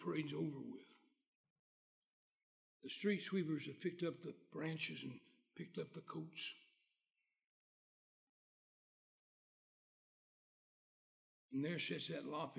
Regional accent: West Virginia, United States; moved away; I was born in West Virginia. I left there just as soon as I learned it was permitted

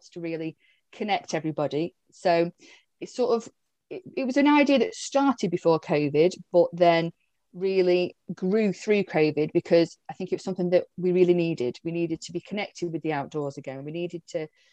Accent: Staffordshire, West Midlands, United Kingdom; I'm up in this sort of little corner of the UK, originally from Staffordshire, but I didn't move too far.

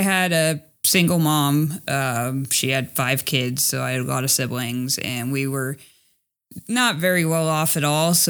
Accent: Los Angeles, California, United States; moved away as an adult; also born or lived in rural Montana; I grew up in Los Angeles

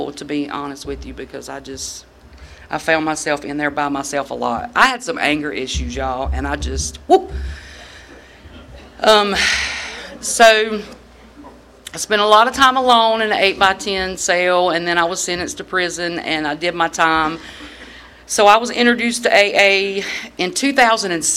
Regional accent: Moore County, North Carolina, United States; moved away as an adult; now in Raleigh, United States; I'm originally from Moore County, but I do reside in Raleigh now

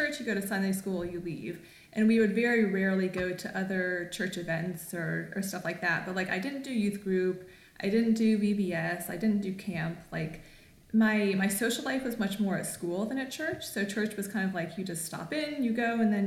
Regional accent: Raleigh, North Carolina, United States; moved away as an adult; now in Los Angeles, United States; I grew up in Raleigh, North Carolina, so it's the South, but it's kind of the New South.

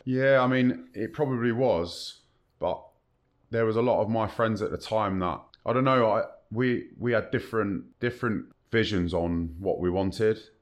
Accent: Kingston upon Thames, London, United Kingdom; I was born and bred in Kingston upon Thames, Southwest London.

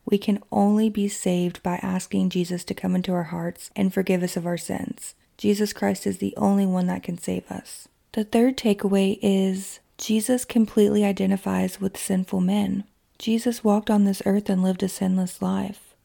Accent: Kentucky, United States; my hometown in Kentucky

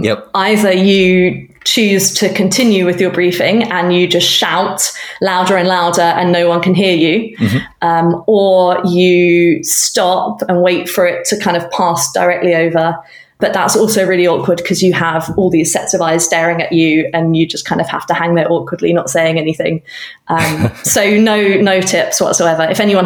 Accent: United Kingdom; now in Canada; So earlier that year, I was relocating from the UK. I probably can tell by now that my accent is not that of a Canadian national.

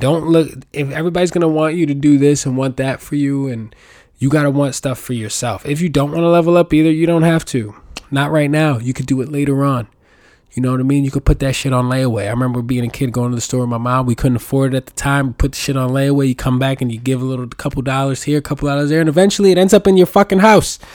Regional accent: New York City, New York, United States; I was born and raised in New York City

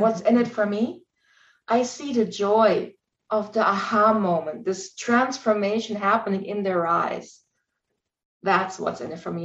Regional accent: Germany; English is a second language; moved away; I'm originally from Germany. English is my second language.

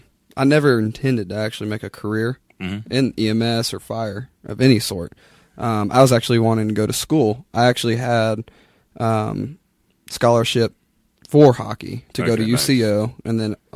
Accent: Oklahoma City, Oklahoma, United States; I grew up here in Oklahoma City. I went to PC North High School.

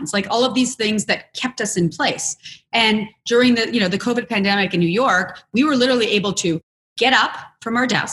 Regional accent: Canada; I'm also Canadian

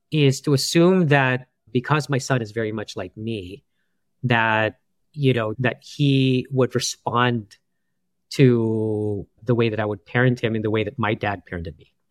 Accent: New York, United States; And I was like, no, we're from New York, and you know, and we don't care about the pipes out there.

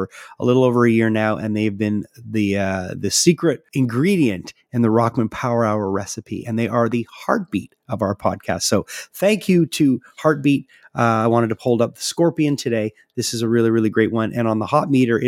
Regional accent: Quebec, Canada; I'm from Quebec

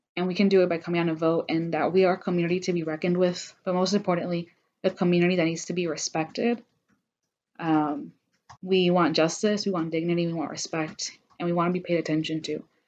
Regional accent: Georgia, United States; I was raised in Georgia. I've been here all my life

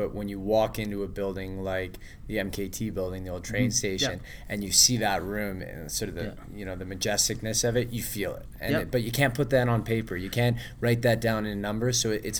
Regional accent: Vancouver, British Columbia, Canada; moved away as an adult; now in Edmonton, Canada; I grew up in Vancouver

